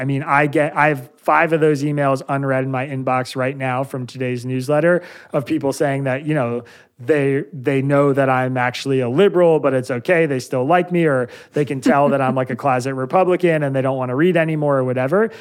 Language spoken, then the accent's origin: English; Bucks County, Pennsylvania, United States; also born or lived in East Jerusalem, Israel; I grew up in Bucks County, Pennsylvania